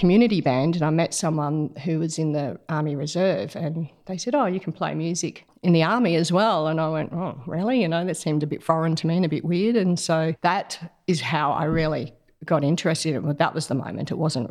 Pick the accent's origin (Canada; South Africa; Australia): Australia; Melbourne, Victoria; also born or lived in Queensland / Canberra; I was born in Melbourne, moved around a lot from country Victoria to outback Queensland, Canberra when I was a child for a year or two, and eventually ended up back in Melbourne as a mid-teens